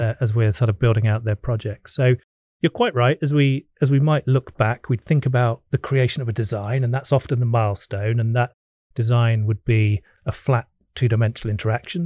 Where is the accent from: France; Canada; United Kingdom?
United Kingdom; England; being an Englishman